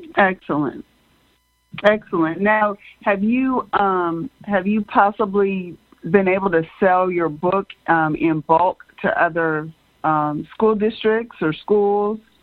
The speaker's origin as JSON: {"language": "English", "country": "United States", "tie": "born or raised there", "said": "being born and raised in America"}